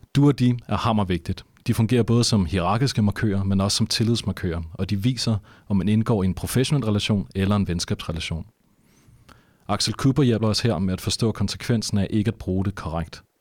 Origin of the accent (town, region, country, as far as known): Denmark